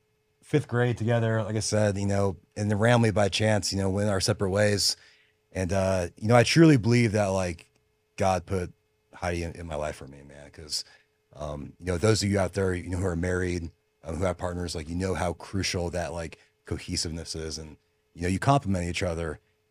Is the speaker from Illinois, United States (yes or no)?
no; Phoenix, Arizona, United States; But I call Phoenix home. That's, you know, where I was at since like, I think I was like 8, 9 years old. I grew up there, you know, then went to Arizona State